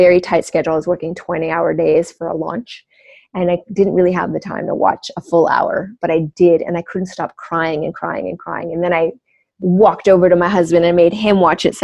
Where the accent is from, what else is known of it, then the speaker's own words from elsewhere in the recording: Canada; I grew up on First Nation reservations in Canada, so there's a lot of wilderness.